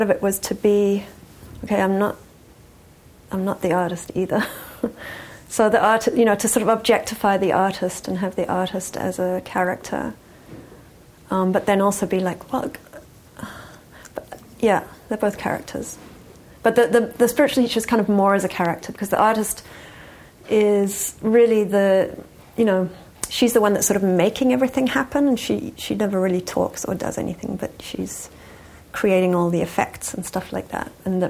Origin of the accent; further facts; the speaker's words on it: England, United Kingdom; also born or lived in Johannesburg, South Africa; but yeah, I grew up first in England, and then I spent a lot of time in Johannesburg, South Africa, because my parents were from there and had moved to England